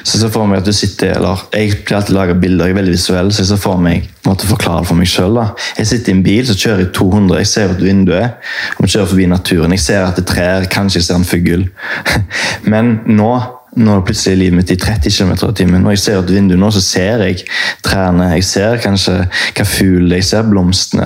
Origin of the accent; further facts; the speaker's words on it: Haugesund, Rogaland, Norway; now in Oslo, Norway; jeg kommer fra Haugesund